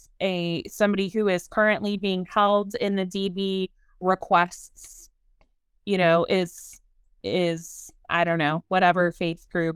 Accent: San Antonio, Texas, United States; also born or lived in Baton Rouge, Louisiana; You know, I come from the South. I come from San Antonio and Baton Rouge, and right. I come from football and tailgating and tacos, right.

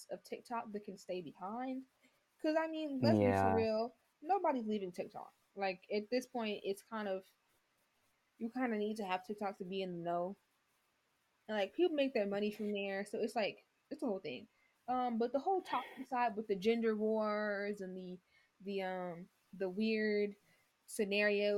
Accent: Chicago, Illinois, United States; I do know where I come from. I'm from Chicago. That's where I'm from

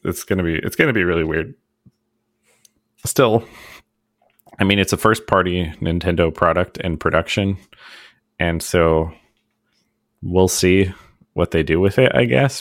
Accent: United States; as an American

